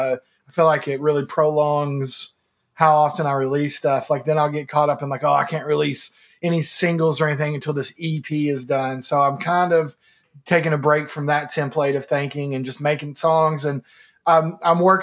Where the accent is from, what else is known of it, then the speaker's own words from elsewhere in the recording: Kentucky, United States; moved away as an adult; now in Nashville, United States; I moved to Nashville from Kentucky when I was like 18, 19, somewhere in there.